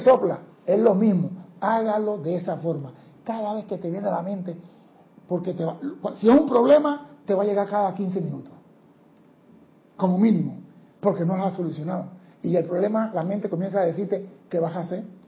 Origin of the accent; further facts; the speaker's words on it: Panama; somos panameños, no somos los mejores seres del mundo